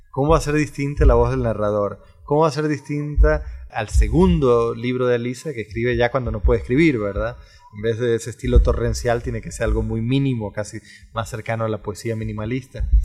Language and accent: Spanish; Costa Rica; que es un académico como yo, tico como yo, que ha vivido muchísimo tiempo afuera